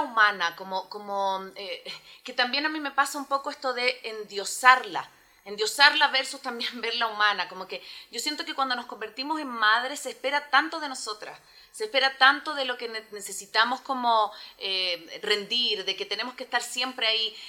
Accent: Chile; now in Ecuador; yo vivo en, em, en Ecuador, pero soy chilena

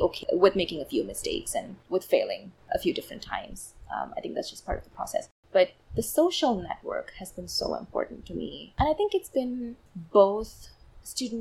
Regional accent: Chennai, Tamil Nadu, India; first language Tamil; English is a second language; moved away as an adult; now in United States; I come from a South Indian city called Chennai, and so Tamil is my mother tongue.

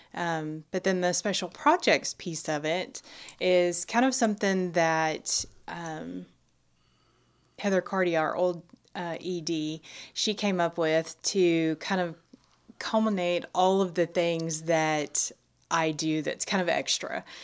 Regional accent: Nacogdoches County, Texas, United States; also born or lived in Austin, Texas; born and raised in Nacogdoches County

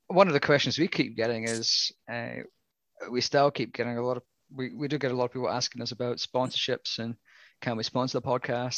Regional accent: Scotland, United Kingdom; accent: Scottish; my Scottish accent

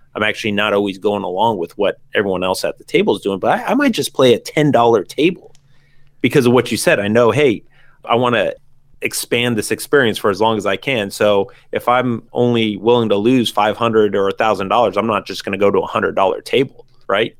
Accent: San Diego, California, United States; living in San Diego, growing up in San Diego

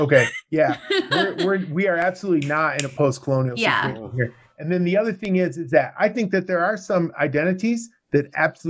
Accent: United States; I'm from here.

